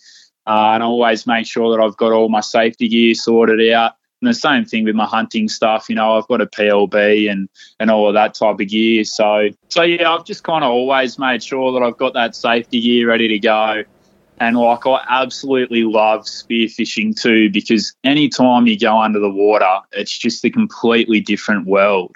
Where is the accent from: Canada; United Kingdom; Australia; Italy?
Australia; I was born on the South Coast.